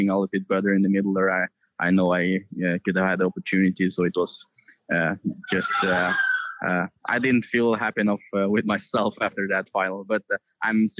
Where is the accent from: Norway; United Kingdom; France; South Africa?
Norway